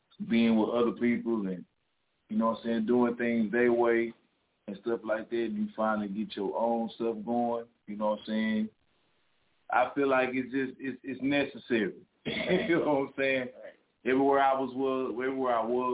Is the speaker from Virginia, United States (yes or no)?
no; Dallas, Texas, United States; From Dallas, Texas. I was born and raised in Parkland Hospital